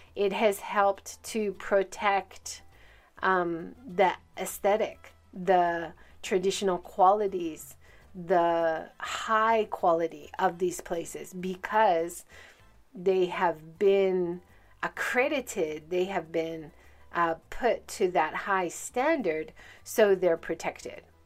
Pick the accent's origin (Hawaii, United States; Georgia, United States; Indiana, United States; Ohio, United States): Hawaii, United States; now in Hiroshima, Japan; I grew up in Hawaii